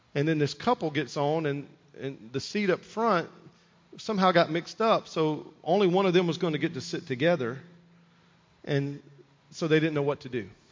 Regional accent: United States; as an American, as a Christian

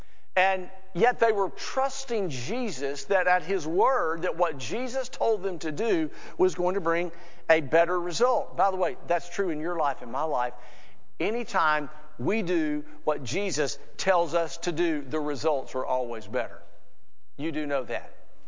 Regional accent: Alabama, United States; an evangelist friend of mine from my home state of Alabama.

